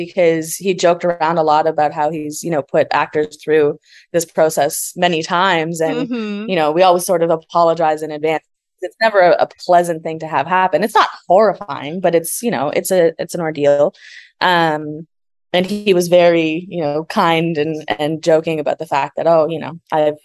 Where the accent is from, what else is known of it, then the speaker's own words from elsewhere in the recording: Canada; being Canadian also